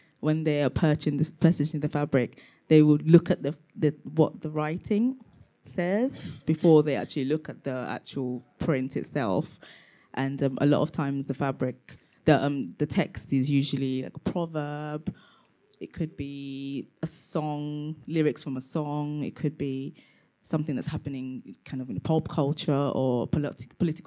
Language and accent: English; London, United Kingdom; also born or lived in Tanzania; I was born in Tanzania and grew up in London.